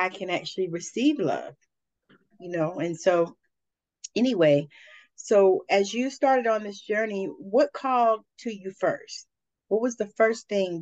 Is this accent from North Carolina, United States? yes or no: no; Savannah, Georgia, United States; We are both from Savannah